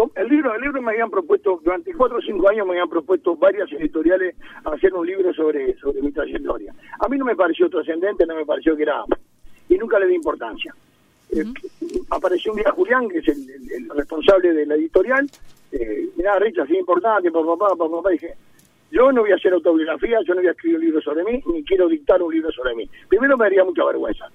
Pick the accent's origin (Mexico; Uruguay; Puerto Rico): Uruguay; me siento muy orgulloso como uruguayo